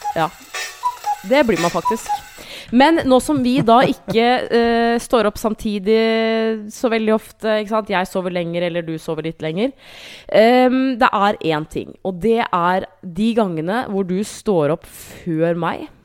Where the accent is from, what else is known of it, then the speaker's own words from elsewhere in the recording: Hamar, Innlandet, Norway; moved away; Jeg var hjemme på Hamar